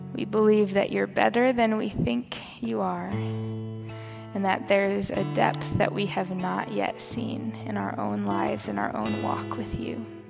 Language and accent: English; Kansas, United States; moved away; I'm from Kansas. I grew up in a suburb.